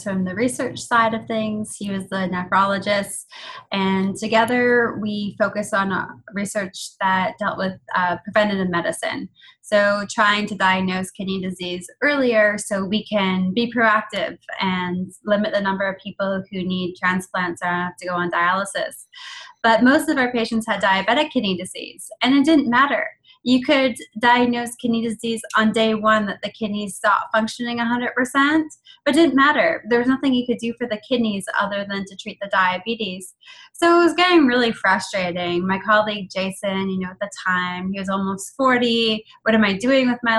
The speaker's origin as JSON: {"language": "English", "country": "Canada", "said": "I'm Canadian. I'm like 8th generation Canadian, but my heritage is Irish and Italian"}